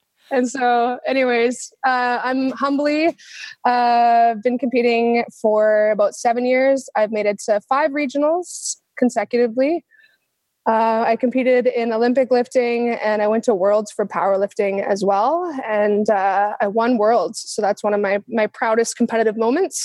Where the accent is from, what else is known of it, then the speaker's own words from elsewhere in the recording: Vernon, British Columbia, Canada; I'm from Vernon, British Columbia.